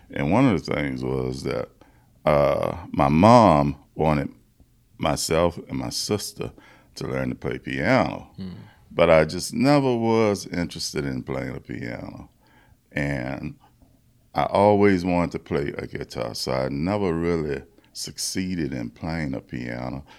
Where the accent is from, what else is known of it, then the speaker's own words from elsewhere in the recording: Baton Rouge, Louisiana, United States; I'm from Baton Rouge, Louisiana